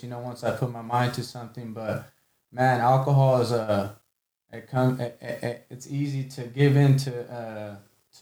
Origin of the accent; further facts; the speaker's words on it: Selma, United States; I'm from Selma